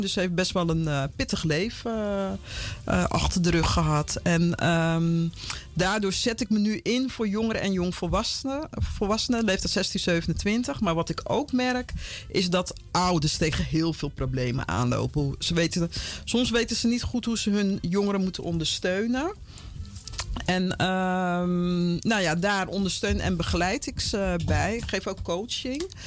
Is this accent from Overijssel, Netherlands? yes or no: no; Vlaardingen, South Holland, Netherlands; moved away as an adult; also born or lived in Paramaribo, Suriname / Utrecht / Amsterdam; now in Almere, Netherlands; ik, ben in eh, Rotterdam, Vlaardingen opgegroeid